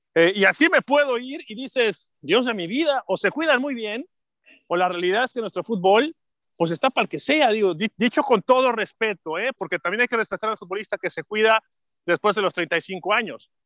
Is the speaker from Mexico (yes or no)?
yes; Mexico